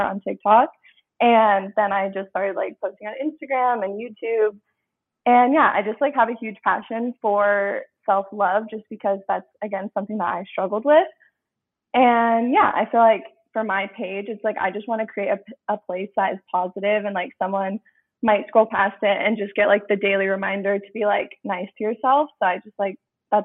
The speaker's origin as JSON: {"language": "English", "town": "Tempe", "region": "Arizona", "country": "United States", "said": "I'm 22, and I am from Arizona originally. I'm from Tempe, Arizona"}